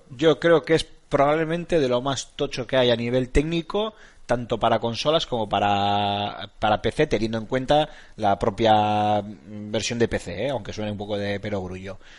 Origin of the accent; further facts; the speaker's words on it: Basque Country, Spain; Somos vascos.